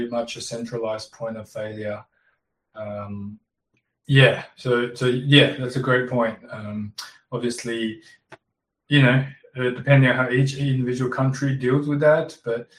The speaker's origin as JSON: {"language": "English", "country": "Australia", "tie": "born or raised there", "also_born_or_lived": "Shanghai, China", "said": "I was born in Shanghai, came to Australia when I was 9, migrated with my parents"}